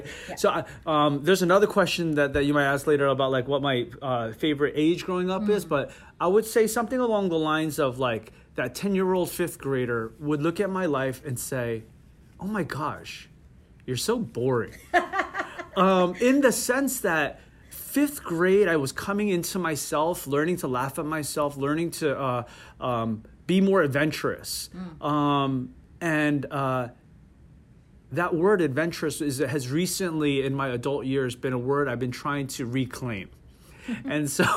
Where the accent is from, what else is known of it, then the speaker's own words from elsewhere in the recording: Parsippany, New Jersey, United States; also born or lived in South Korea; I grew up in Parsippany spent my childhood and high school going through growing up in Parsippany